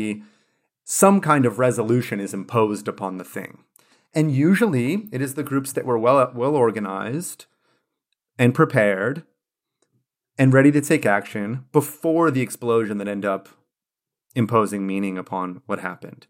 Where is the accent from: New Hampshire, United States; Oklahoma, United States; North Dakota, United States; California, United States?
California, United States; California, my home state